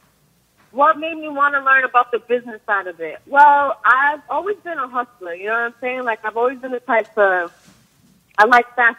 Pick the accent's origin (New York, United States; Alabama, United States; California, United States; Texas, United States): New York, United States; Long Island; moved away as an adult; also born or lived in Miami; I'm from Long Island, New York, born and raised. Was in Miami for a few years